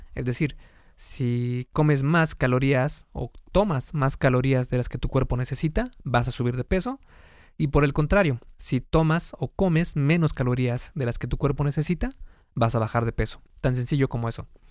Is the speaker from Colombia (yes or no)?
no; Mexico; En México, por ejemplo, de donde soy